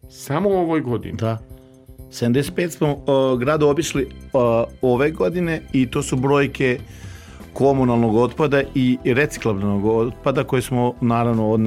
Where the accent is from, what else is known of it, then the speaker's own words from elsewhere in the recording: Novi Sad, Vojvodina, Serbia; also born or lived in Gajdobra; Moji su poreklom iz Hercegovine, što se još više ponosim, ja volim ovde, ja sam Lala, ja sam rođen u Novom Sadu